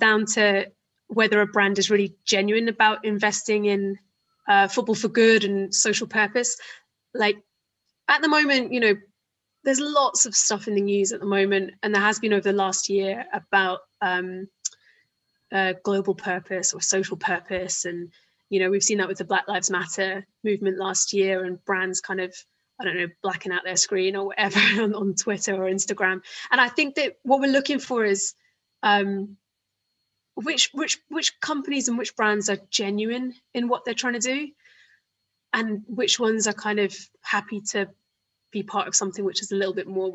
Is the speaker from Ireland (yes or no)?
no; Isle of Wight, South East England, United Kingdom; growing up on the Isle of Wight, like I was